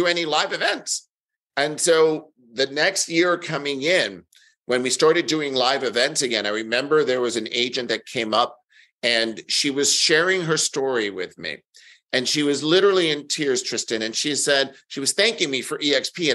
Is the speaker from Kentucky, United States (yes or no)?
no; New York, United States; I'm born and raised in New York